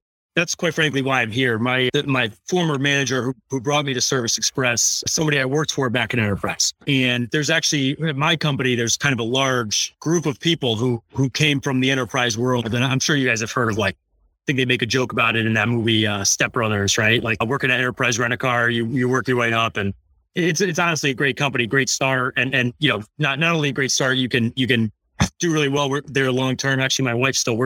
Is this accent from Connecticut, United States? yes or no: yes; Connecticut, United States; now in Lyndhurst, New Jersey, United States; I'm actually new to New Jersey. I'm originally from Connecticut.